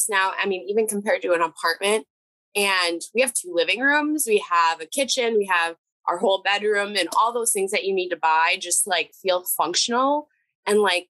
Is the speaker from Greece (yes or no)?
no; Minnesota, United States; moved away as an adult; now in North Dakota, United States; I'm actually originally from the Minnesota area, but I did do my 4 years here